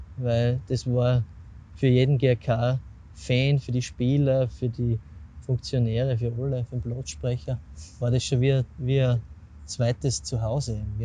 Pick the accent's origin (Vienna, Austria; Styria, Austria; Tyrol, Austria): Styria, Austria; Semriach; mit Semriach, mit meinem Heimatort